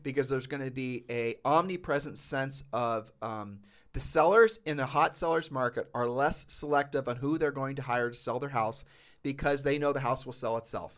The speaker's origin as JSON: {"language": "English", "region": "Ohio", "country": "United States", "tie": "born or raised there", "moved": "yes", "said": "I'm just a poor kid from Ohio"}